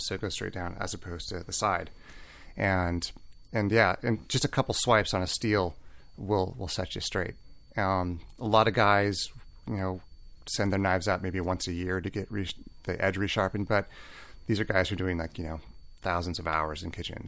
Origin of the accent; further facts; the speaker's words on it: Seattle, Washington, United States; now in Santa Barbara, United States; I'm from Seattle